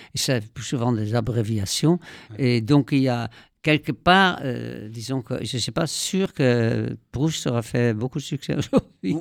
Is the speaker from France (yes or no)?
no; Netherlands; moved away; j'ai grandi aux Pays-Bas